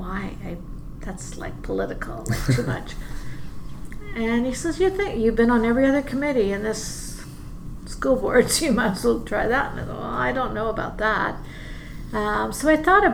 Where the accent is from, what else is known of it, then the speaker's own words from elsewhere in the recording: BC, British Columbia, Canada; moved away as an adult; now in Edmonton, Canada; I grew up in BC, like you.